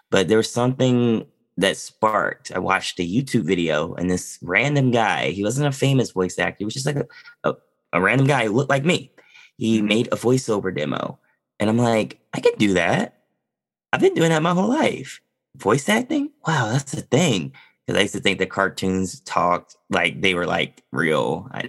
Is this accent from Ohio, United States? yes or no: no; Kentucky, United States; also born or lived in Texas / Louisiana / Alabama; I'm from Kentucky originally. Um, I was a military brat. So I moved around a lot. I say Kentucky, but I moved around a lot of places Texas, Louisiana, Alabama at a time where most of my family is.